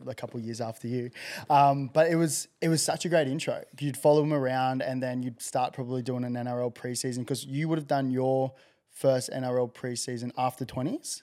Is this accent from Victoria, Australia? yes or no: no; Gold Coast, Queensland, Australia; I grew up on the Goldie